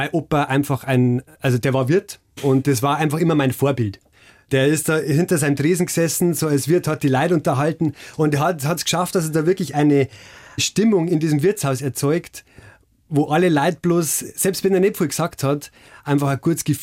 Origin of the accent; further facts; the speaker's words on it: Bavaria, Germany; Ich bin ja selber Oberpfälzer.